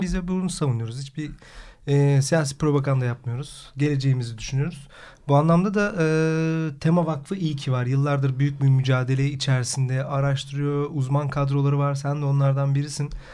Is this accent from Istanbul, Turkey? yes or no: no; Karadeniz Ereğli, Zonguldak, Turkey; Ben Çatalaz Zonguldaklıyım. Karadeniz Ereğli'yim.